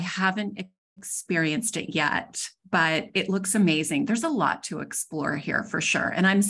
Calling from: Dallas, Texas, United States; I am coming from Dallas, Texas today.

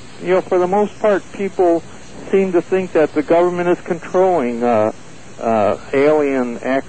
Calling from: Oceanside, California, United States; I'm calling from Oceanside, California.

